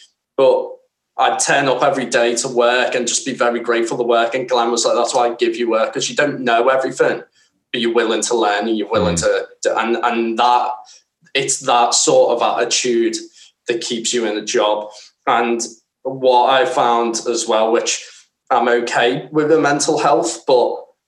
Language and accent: English; Scotland, United Kingdom; I'm Scottish. What do you expect?